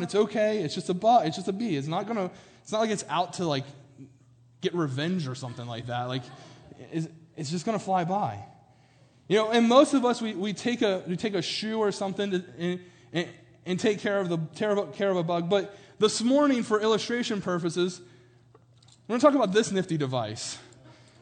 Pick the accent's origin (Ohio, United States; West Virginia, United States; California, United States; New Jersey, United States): West Virginia, United States; Morgantown; now in Pennsylvania, United States; I'm from Morgantown, West Virginia, and it's still like borderline Northeast. Like Northeast, I think, starts in like PA, but we're like a mile from PA where I grew up